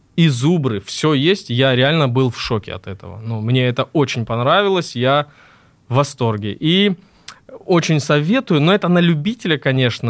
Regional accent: Krasnodar Krai, Russia; Я из Краснодарского края родом

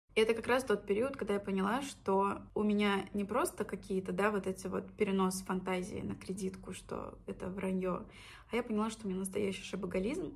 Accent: Orsk, Orenburg Oblast, Russia; moved away as an adult; also born or lived in Saint Petersburg; Орск — это мой родной город в Оренбургской области. Можете посмотреть на карте, где это, граница с Казахстаном. Я там выросла

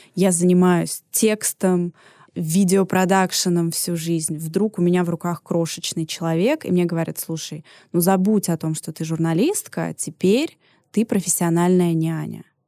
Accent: Moscow, Russia; also born or lived in Paris; Я закончила очень крутую детскую художественную школу имени Серова, одну из лучших в Москве

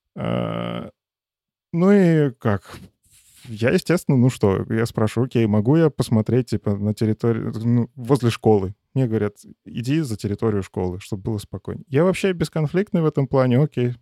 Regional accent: Chashniki, Vitebsk Region, Belarus; now in Minsk, Belarus; Я сейчас живу в Минске, но по факту прописан там у себя на родине малый город Чашники

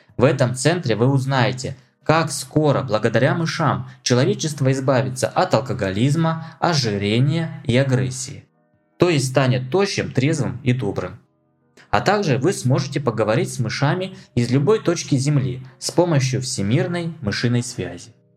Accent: Myshkin, Yaroslavl Oblast, Russia; мой родной город – Мышкин

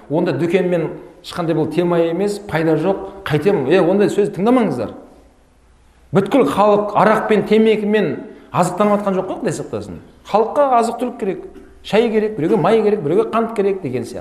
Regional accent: Abai, Turkistan Region, Kazakhstan; also born or lived in Karaganda / Cairo; now in Almaty, Kazakhstan; мен мынау осы сарыағаш жағында абай деген жердің тумасымын туып өскен балалық шағым сол жерде өткен қазір алматыдамын

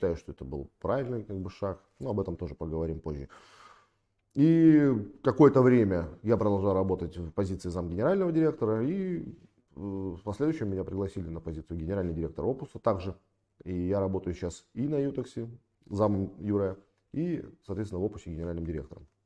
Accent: Sevastopol, Crimea, Ukraine; я родом из Крыма, из города-героя Севастополя. Очень люблю свой город, город, в котором родился.

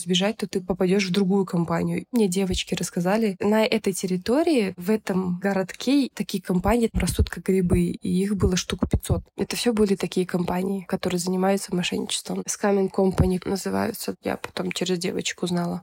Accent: Kyzylorda, Kyzylorda Region, Kazakhstan; Я сама из Казларды родом, южная часть Казахстана

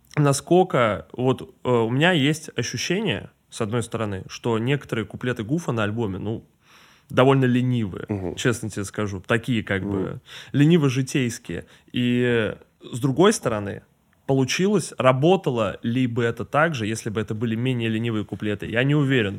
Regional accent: Saint Petersburg, Russia; now in Moscow, Russia; я из Питера сам, mm-hmm. и я родился там

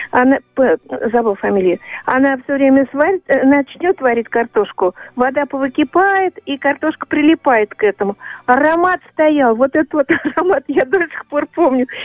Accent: Ryazan Oblast, Russia; born there; Родилась на Оке Рязанской области, плавали, учились на байдарках, играли в лапту, в классике.

